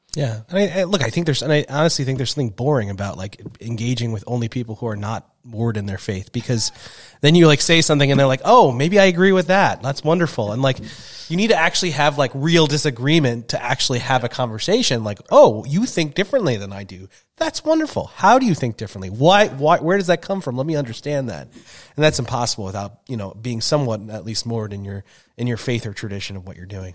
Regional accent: Long Island, New York, United States; also born or lived in Minnesota; now in Saint Paul, United States; sixty percent Jewish from our public school growing up in Long Island

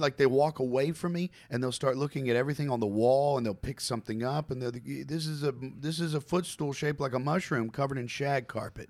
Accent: Campbellsville, Kentucky, United States; I was born in Campbellsville, Kentucky, okay? Small town, right?

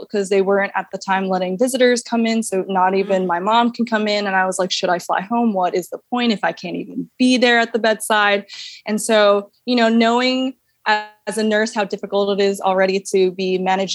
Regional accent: New York, United States; moved away as an adult; also born or lived in Hawaii; I'm born and raised in New York

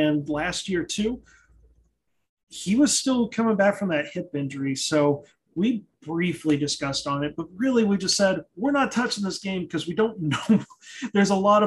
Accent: Texas, United States; I'm Texan. I'm from the South, and it's like we say amen instead of amen

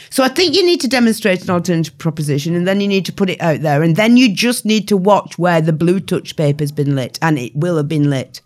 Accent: the north of England, United Kingdom; my hometown, uh, fifteen thousand people in the north of England

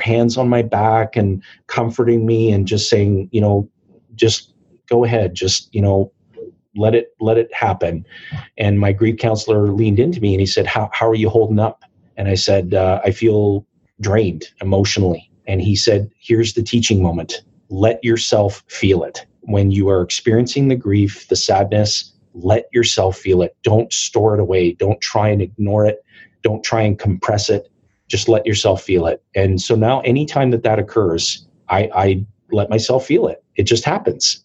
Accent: Timmins, Ontario, Canada; I was born and raised in Timmins, Ontario, and Timmins is a small mining and forestry community

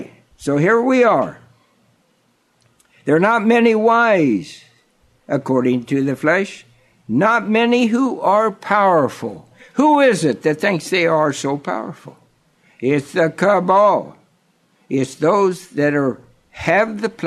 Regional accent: Kansas, United States; a little country boy growing up in Kansas on the flatlands

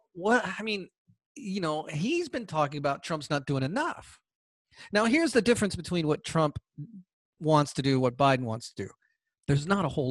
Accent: Georgia, United States; Georgia, my home state

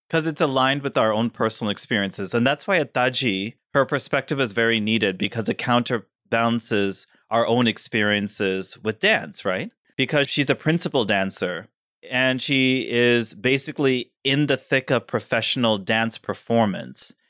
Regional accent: Missouri, United States; now in New Jersey, United States; I'm from Missouri

